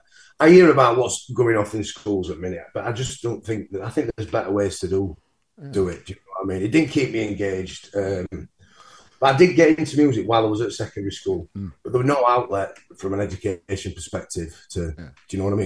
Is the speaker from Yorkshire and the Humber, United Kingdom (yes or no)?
yes; Mexborough, Yorkshire and the Humber, United Kingdom; I just had a relatively normal childhood and then went to comprehensive school in Mexborough.